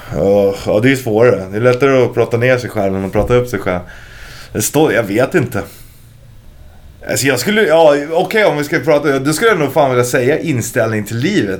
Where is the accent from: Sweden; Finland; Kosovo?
Sweden; Stockholm, Stockholm County; där jag växte upp, och det är ju sö söder om Söder